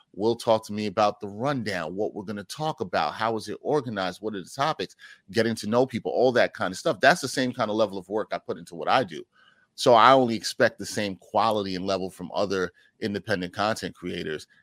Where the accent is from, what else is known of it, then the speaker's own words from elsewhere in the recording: New York City, New York, United States; I am from the Great Borough of Brooklyn, New York City, Big Apple